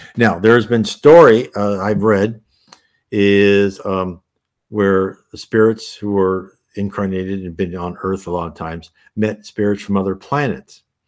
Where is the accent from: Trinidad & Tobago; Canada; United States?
United States; I was born and raised in the United States